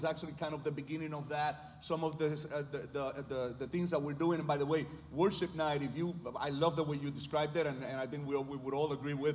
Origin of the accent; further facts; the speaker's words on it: Chicago, Illinois, United States; also born or lived in Puerto Rico; I was born in Puerto Rico, raised in Chicago within the Spanish community